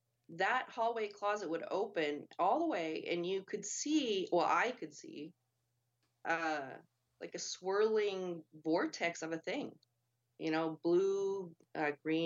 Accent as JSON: {"language": "English", "region": "Montana", "country": "United States", "tie": "born or raised there", "said": "growing up in Montana in the mountains"}